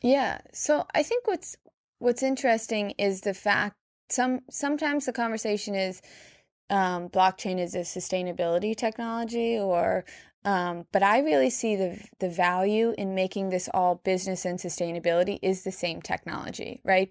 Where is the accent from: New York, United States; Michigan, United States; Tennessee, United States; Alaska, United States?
New York, United States; I'm born and raised in New York. I live here now